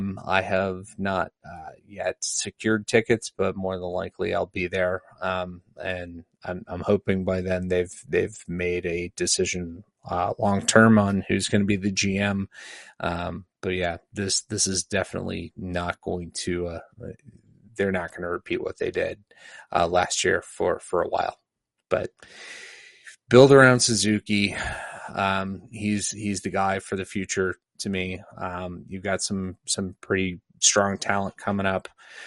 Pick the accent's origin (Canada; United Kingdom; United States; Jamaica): Canada; Hey, I'm a Canadian.